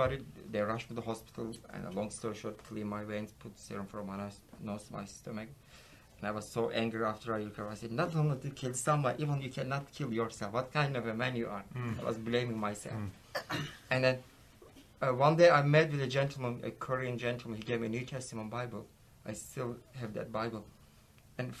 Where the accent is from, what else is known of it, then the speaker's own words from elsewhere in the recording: Ephesus, İzmir, Turkey; English is a second language; moved away as an adult; now in Texas, United States; I'm from Ephesus